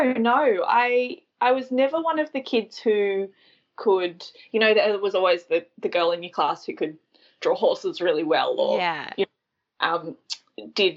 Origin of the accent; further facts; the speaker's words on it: Tathra, New South Wales, Australia; I grew up on the far south coast of New South Wales, which is where I am now.